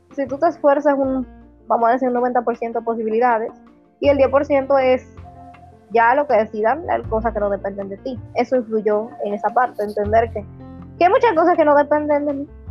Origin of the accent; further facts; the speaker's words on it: Santiago de los Caballeros, Santiago, Dominican Republic; yo nací en Santiago, soy de la ciudad Corazón